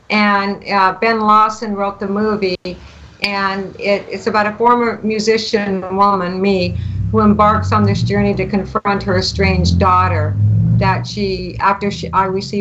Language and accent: English; Canada; I'm from Canada